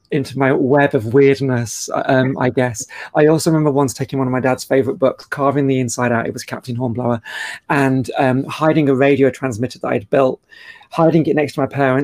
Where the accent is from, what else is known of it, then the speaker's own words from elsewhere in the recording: Cheshire, North West England, United Kingdom; moved away as an adult; also born or lived in Australia; I was born in Cheshire in the UK